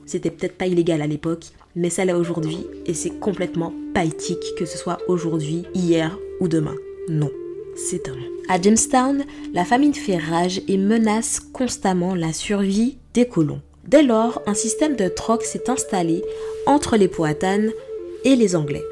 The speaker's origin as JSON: {"language": "French", "region": "Martinique", "country": "France", "moved": "yes", "said": "en tant que Martiniquaise"}